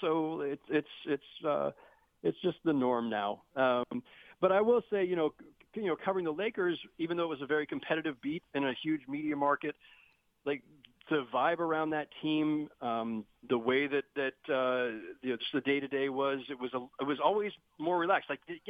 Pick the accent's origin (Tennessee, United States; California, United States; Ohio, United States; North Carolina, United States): California, United States; Bay Area; also born or lived in Los Angeles; now in New York, United States; I grew up in the Bay Area, so, I mean, the one common thread there is I've always lived in pretty big cities.